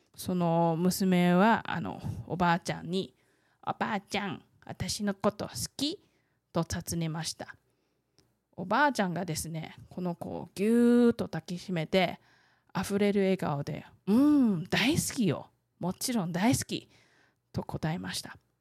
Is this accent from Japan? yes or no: no; Taiwan; 台湾生まれ台湾育ち